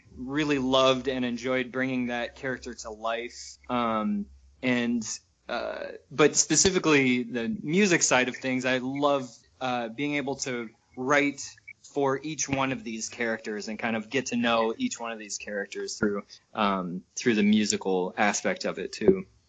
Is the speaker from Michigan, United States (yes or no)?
yes; Michigan, United States; moved away as an adult; also born or lived in New York; I'm from Michigan originally and uh, live here again now after being in New York for a few years with these guys